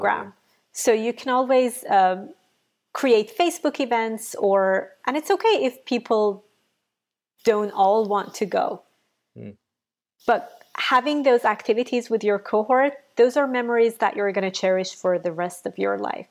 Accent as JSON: {"language": "English", "country": "Iran", "second_language": "English", "moved": "as an adult", "lives_now": "United States", "said": "I'm from Iran."}